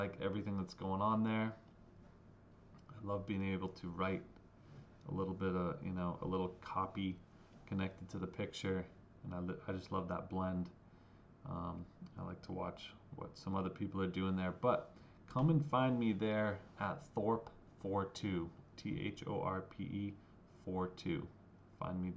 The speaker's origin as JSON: {"language": "English", "region": "New Hampshire", "country": "United States", "tie": "born or raised there", "said": "Growing up in New Hampshire, I have a certain expectation of what church is"}